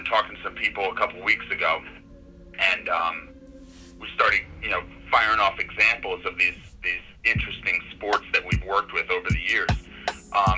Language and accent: English; Poughkeepsie, New York, United States; also born or lived in Bronx, New York; So I'm from New York State. I grew up upstate in the Poughkeepsie, New York area